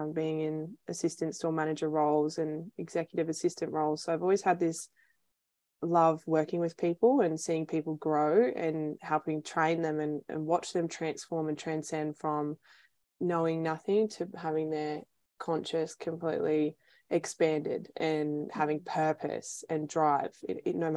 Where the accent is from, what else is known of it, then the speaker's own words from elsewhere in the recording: Melbourne, Victoria, Australia; moved away as an adult; now in Sunshine Coast, Australia; I'm originally from Melbourne